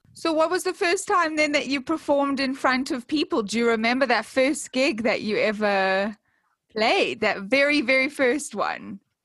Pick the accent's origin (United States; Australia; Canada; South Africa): South Africa; i am from South Africa